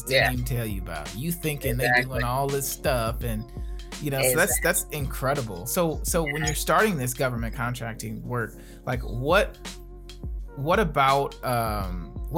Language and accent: English; Gary, Indiana, United States; one particular spot on Broadway where I grew up in Gary, Indiana